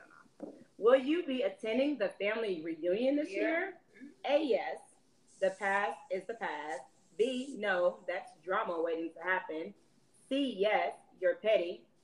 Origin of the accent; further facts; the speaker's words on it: Philadelphia, Pennsylvania, United States; I'm from Philly